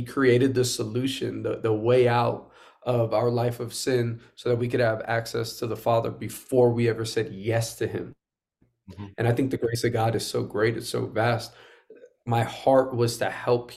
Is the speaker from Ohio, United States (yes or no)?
no; New York City, New York, United States; I'm born and raised in Queens, New York.